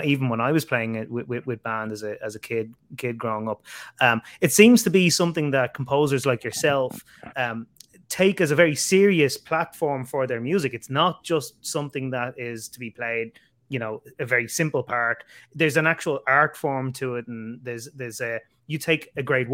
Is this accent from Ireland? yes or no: yes; Ireland; growing up in Ireland